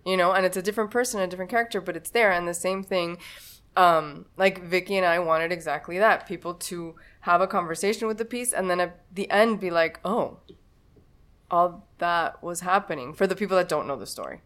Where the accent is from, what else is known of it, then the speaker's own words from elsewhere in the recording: Miami, Florida, United States; I was born in Miami